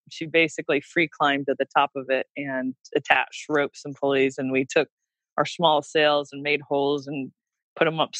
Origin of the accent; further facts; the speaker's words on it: Port Huron, Michigan, United States; I'm Midwest, you know, middle class. And we have wonderful yacht clubs. And you know, I think about my hometown yacht club, Port Huron, Michigan